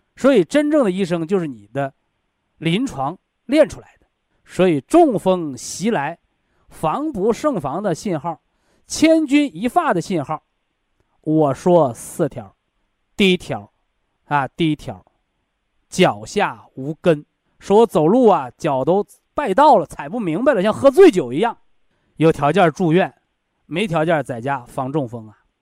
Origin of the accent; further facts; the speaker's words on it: China; 我们中国人呢，有一个审美标准